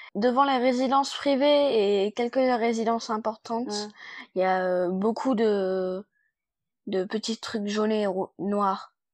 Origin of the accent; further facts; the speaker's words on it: China; je suis née en Chine et j'ai 10 ans